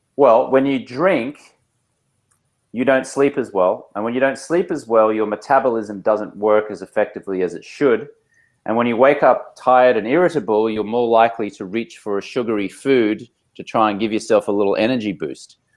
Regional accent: Australia; moved away as an adult; now in Los Angeles, United States; I'm Australian American. I've been living in Los Angeles, California for about 16 years

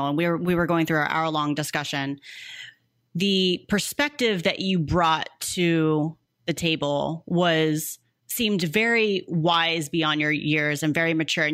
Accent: Missouri, United States; I'm a Midwest girl, by the way, born and raised in Missouri

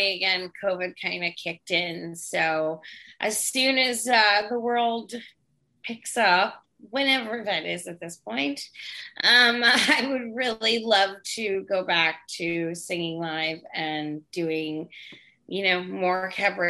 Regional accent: Great Neck, New York, United States; I'm originally from a town called Great Neck.

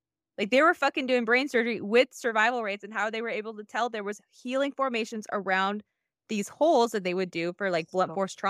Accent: Midwest, United States; It's something I ignored earlier on because just growing up in the Midwest, I was one of, I'm like white passing

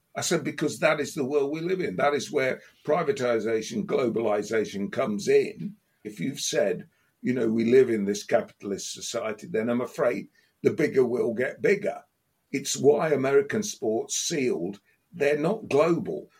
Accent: Leicester, East Midlands, United Kingdom; moved away as an adult; I've not lived in Leicester for 40 odd years now

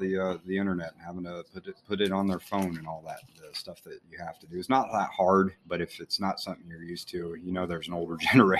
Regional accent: Illinois, United States; growing up in Illinois

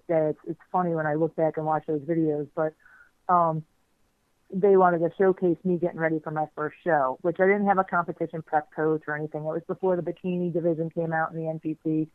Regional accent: Miami, Florida, United States; I grew up, I did not go to public school in Dade County. I'm from Miami, well, south of Miami, actually

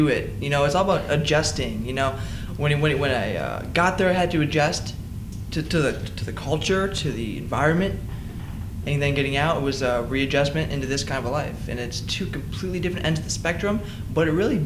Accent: Ohio, United States; I grew up in Charlton, Ohio

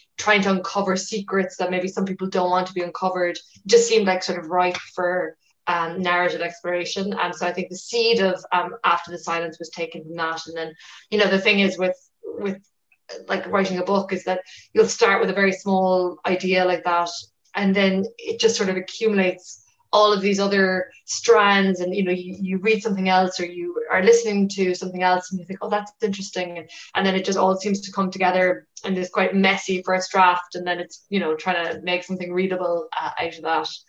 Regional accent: West Cork, Munster, Ireland; I'm from West Cork, and you know, I was a child when Sophie Tuscan Duplantier was murdered.

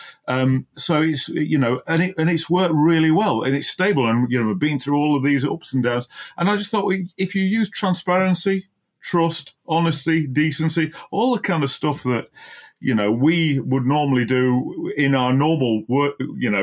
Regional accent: Barnsley, Yorkshire and the Humber, United Kingdom; moved away as an adult; also born or lived in Oxfordshire; I grew up in Barnsley and went to Mapwall Junior School and Darton High School

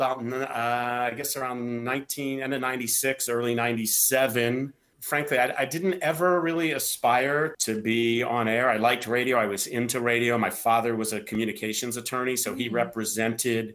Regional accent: Montgomery County, Maryland, United States; also born or lived in Madison, New Jersey; I grew up in Montgomery County, Maryland, which is suburban D.C. I've lived here my entire life with the exception of the 4 years I went to college

